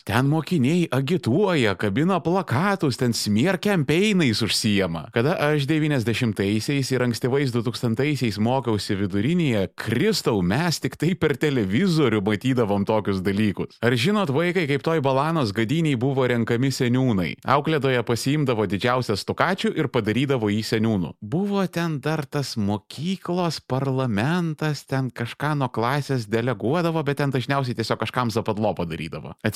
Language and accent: Lithuanian; Vilnius County, Lithuania; mes, žirmūnų mužikai